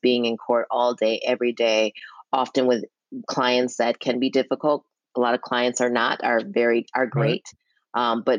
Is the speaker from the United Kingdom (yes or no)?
no; Milwaukee, Wisconsin, United States; Milwaukee is very interesting. And you know, one thing that was really cool, I think, is that I grew up in a household with very, very strict pa